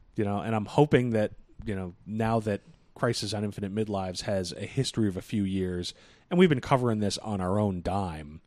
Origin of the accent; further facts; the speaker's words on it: Boston, Massachusetts, United States; We're from Boston.